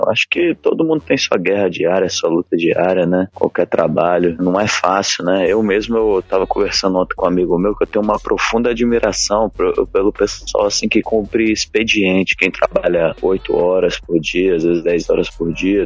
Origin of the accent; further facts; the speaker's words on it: Brasília, Federal District, Brazil; em Brasília, né? Que eu, a cidade onde eu nasci, onde eu morei